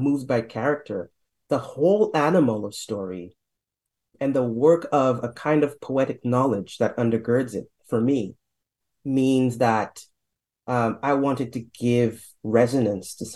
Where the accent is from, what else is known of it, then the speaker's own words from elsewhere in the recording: St. Lucia; now in Canada; I didn't grow up in Trinidad. I'm not from Trinidad. Right down the street, though, or down the ocean, let's say, in St. Lucia.